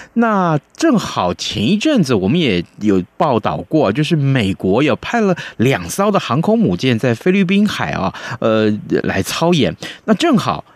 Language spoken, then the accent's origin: Chinese; Taiwan; 我们台湾人